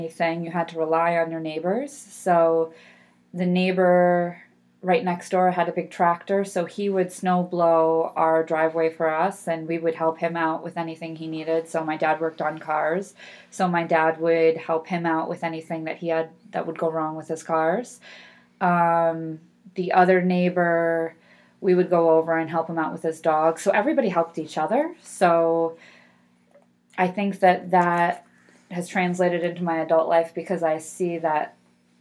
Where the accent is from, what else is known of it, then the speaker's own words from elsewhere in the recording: Bennington, New York, United States; I grew up in the country. I grew up out in Bennington, New York